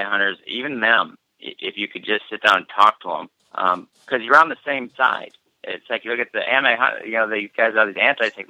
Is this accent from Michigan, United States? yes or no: no; Iowa, United States; we're just rednecks from Iowa